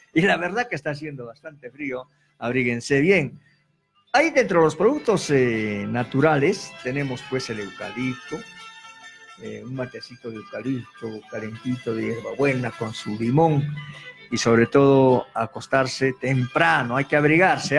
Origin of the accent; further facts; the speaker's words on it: Pampa de Camarones, Arequipa, Peru; mi pueblo Pampa de Camarones